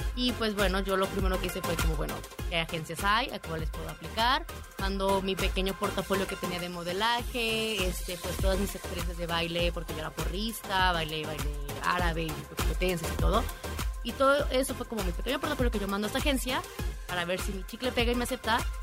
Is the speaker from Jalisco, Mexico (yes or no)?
yes; Guadalajara, Jalisco, Mexico; moved away as an adult; now in South Korea; varios de los grupos son de mi tierra, así que venga Guadalajara